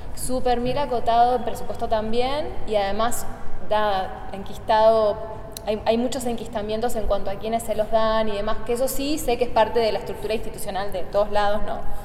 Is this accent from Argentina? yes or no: yes; Argentina; estamos viajando mucho los argentinos